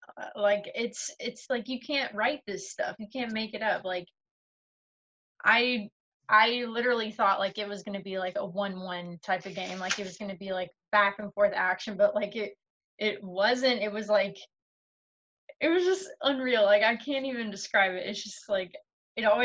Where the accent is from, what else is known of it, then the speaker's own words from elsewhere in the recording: United States; I'm an American